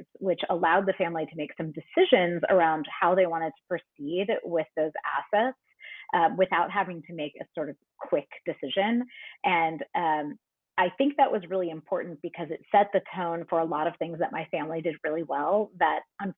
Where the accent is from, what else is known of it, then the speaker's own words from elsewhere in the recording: Pittsburgh, Pennsylvania, United States; I'm from Pittsburgh